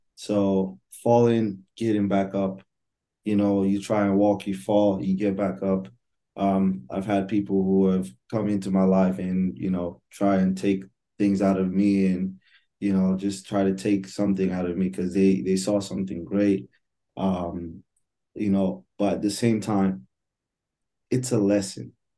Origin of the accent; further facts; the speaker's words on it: Nigeria; moved away as an adult; now in United States; I'm Nigerian, born and raised. Um, my whole life, I lived in Nigeria for 18 years. And then I moved to the United States, I think, right when I turned 18